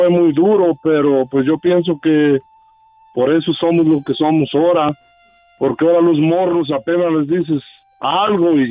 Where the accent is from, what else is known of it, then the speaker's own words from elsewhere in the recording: State of Mexico, Mexico; moved away; del Estado de México